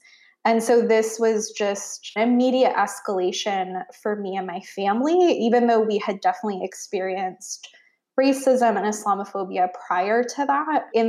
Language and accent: English; Cumberland, Maryland, United States; now in Boston, United States; I was growing up in Cumberland, Maryland, which is in the Appalachian Mountains in the western part of Maryland. So I was a young Muslim woman, you know, woman of color. I wore the hijab. I was the only Muslim girl for many, many miles.